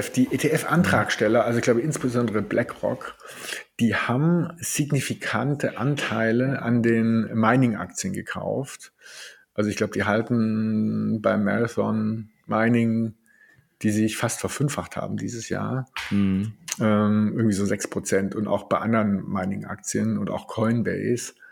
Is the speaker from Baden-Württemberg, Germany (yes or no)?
yes; Stuttgart, Baden-Württemberg, Germany; Ich als Schwabe komme ja auch ab und zu mal auf den Gedanken, man könnte auch mal sparen.